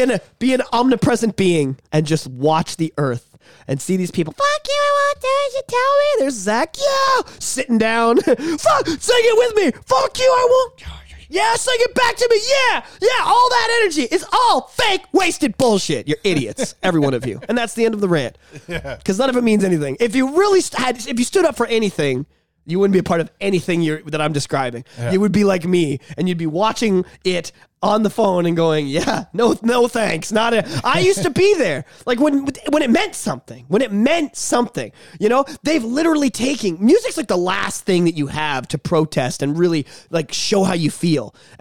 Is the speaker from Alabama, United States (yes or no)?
no; Compton, California, United States; I grew up in Compton. Like, I'm fucking real.